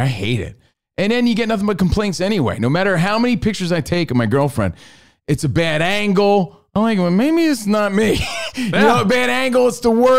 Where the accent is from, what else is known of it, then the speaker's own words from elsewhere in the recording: New Jersey, United States; I was from New Jersey